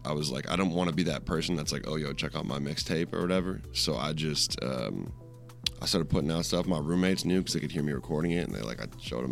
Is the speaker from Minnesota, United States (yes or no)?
yes; Rochester, Minnesota, United States; moved away as an adult; also born or lived in Madison, Wisconsin; I'm from Rochester, Minnesota, but I was going to college in Madison, Wisconsin